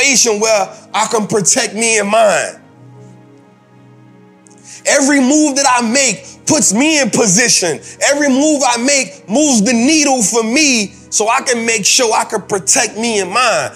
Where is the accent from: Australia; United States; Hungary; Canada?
United States; New Orleans, Louisiana